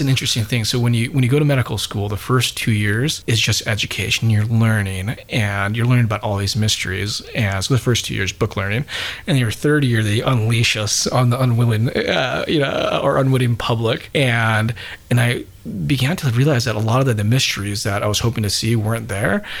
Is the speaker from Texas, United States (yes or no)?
no; Utah, United States; moved away; also born or lived in Bowling Green, Kentucky; I grew up in Utah originally